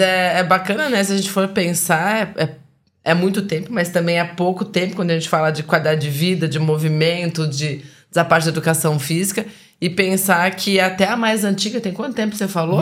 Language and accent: Portuguese; Curitiba, Paraná, Brazil; now in Espírito Santo, Brazil; eu que fui criada lá no, no sul, em Curitiba